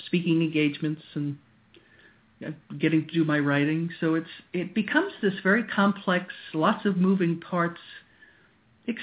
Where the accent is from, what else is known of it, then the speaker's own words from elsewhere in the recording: Long Island, New York, United States; moved away as an adult; also born or lived in Yarmouth, Maine; now in Maine, United States; I grew up on Long Island in New York